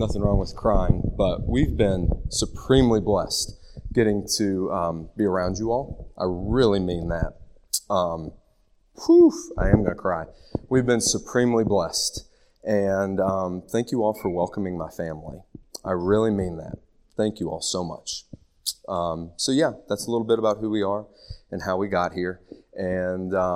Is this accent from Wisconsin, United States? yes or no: no; Nicholasville, Kentucky, United States; moved away as an adult; also born or lived in Lexington, Kentucky / Charlotte, North Carolina; I was born in Lexington. In first grade, my parents moved me to the wonderful place of Nicholasville, Kentucky. Went to good old Rosenwald Dunbar Elementary, West Middle, West High, and then went to WKU